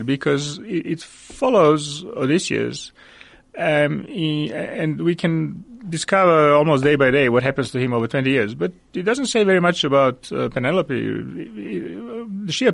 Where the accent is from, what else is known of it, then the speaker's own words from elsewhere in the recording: Belgrade, Serbia; moved away as an adult; now in Johannesburg, South Africa; I was born in Belgrade, Serbia in 1965. I wrote some short stories in my home country and actually published a collection of stories there.